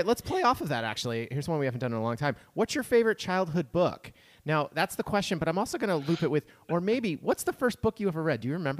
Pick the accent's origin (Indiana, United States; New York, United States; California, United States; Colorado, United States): New York, United States; I'm from New York